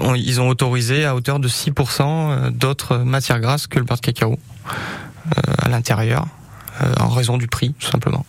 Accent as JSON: {"language": "French", "town": "Brioude", "region": "Auvergne-Rhône-Alpes", "country": "France", "tie": "born or raised there", "also_born_or_lived": "Montbrison, Loire", "moved": "yes", "lives_now": "Riom, France", "said": "j'étais de Brioude, j'ai grandi sur Brioude"}